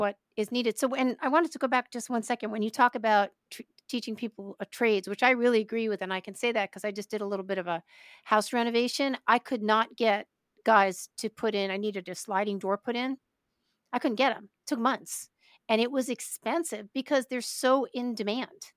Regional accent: Brooklyn, New York, United States; I'm from Brooklyn.

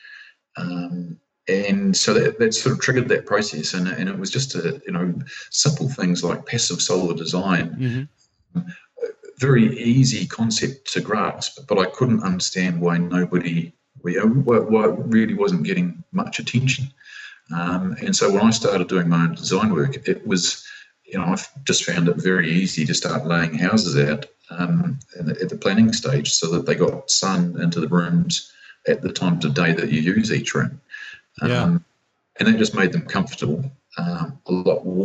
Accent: Christchurch, Canterbury, New Zealand; I was born and raised in Christchurch

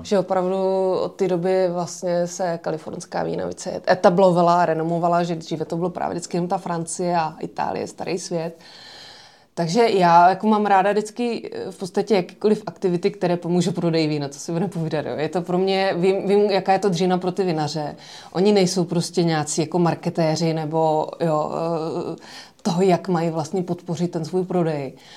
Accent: Rusava, Zlín Region, Czechia; Eh, já jsem z malé vesnice, která se jmenuje Rusava

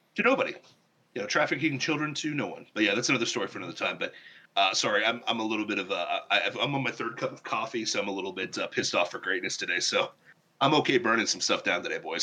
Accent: Ohio, United States; now in Florida, United States; I grew up in Ohio

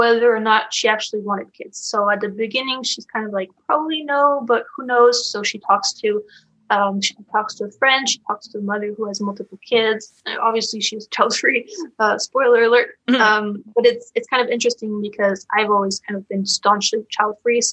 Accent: Paris, Île-de-France, France; now in United States; I'm from France, which is usually considered a pretty pro-natalist country

